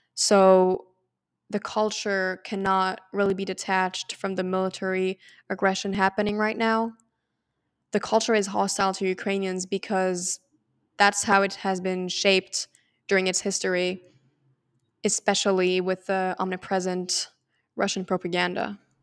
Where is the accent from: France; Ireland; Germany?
France; moved away as an adult; now in Canada; I'm from France, and I'm an undergraduate student at McGill University in Canada